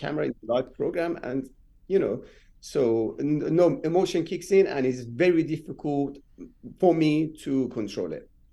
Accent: Rasht, Gilan, Iran; English is a second language; moved away as an adult; also born or lived in Tehran, Iran; now in London, United Kingdom; I'm been born and bred in Iran, and I moved to England when I was 23

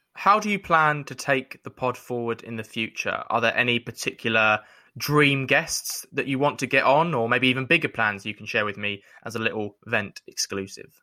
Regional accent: London, United Kingdom; growing up in North East London

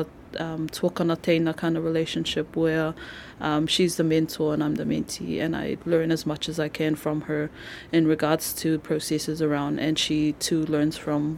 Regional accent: Cook Islands; now in Auckland, New Zealand; I was born and raised in the Cook Islands

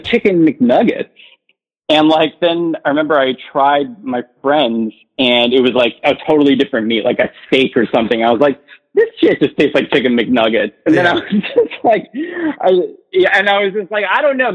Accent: New Jersey, United States; moved away as an adult; also born or lived in New York City; I'm from Jersey originally

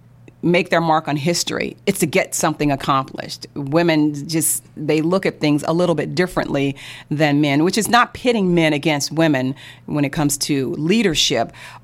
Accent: St. Louis, Missouri, United States; I grew up in St. Louis, yeah.

